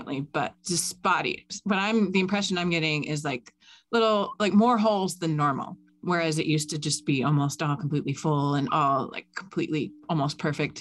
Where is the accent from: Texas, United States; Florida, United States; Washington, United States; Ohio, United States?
Florida, United States; South; moved away; very near my old stomping grounds where I grew up in South Florida